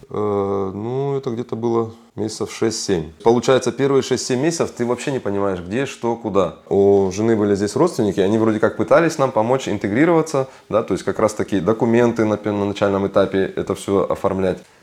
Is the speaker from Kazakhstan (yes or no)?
yes; Kazakhstan; moved away as an adult; now in Germany; я сам из Казахстана, да, я там учился, работал, закончил техникум железнодорожный, потом Академию транспорта